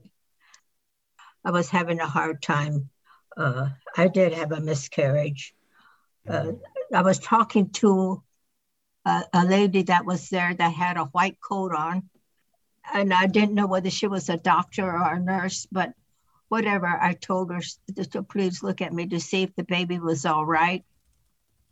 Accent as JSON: {"language": "English", "town": "Berkeley", "region": "California", "country": "United States", "tie": "born or raised there", "said": "I was born in Berkeley."}